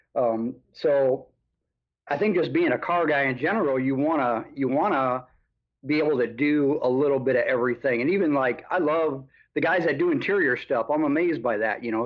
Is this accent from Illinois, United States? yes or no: yes; Chicago, Illinois, United States; moved away as an adult; also born or lived in Des Moines, Iowa; I'm from the Chicago area originally, anyway, so I moved back to the Chicago area